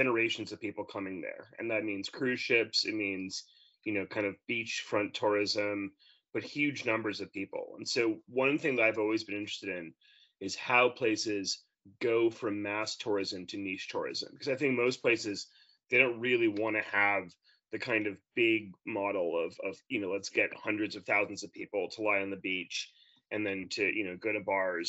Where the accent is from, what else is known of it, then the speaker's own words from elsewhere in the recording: New York, United States; moved away as an adult; now in Australia; I'm originally from New York, but I've lived in Australia for 6 years.